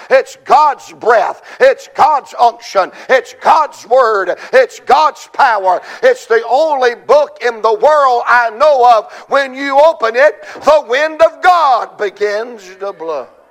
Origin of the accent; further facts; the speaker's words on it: Georgia, United States; I'm, I'm from Georgia